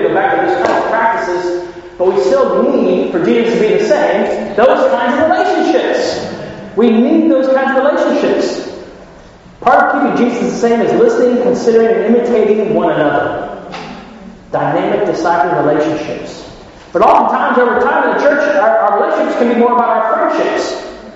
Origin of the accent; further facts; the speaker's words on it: Ohio, United States; I'm from Ohio